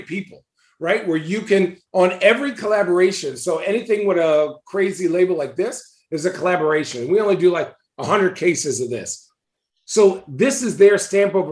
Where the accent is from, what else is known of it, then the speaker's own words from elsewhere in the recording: Arizona, United States; moved away as an adult; now in Oregon, United States; when I grew up in Arizona. But now that I live in Oregon